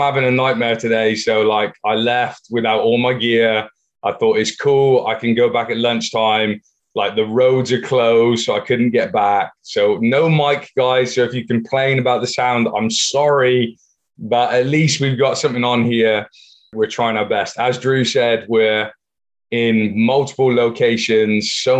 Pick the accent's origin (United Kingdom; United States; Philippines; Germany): United Kingdom; Plymouth, South West England; born or raised there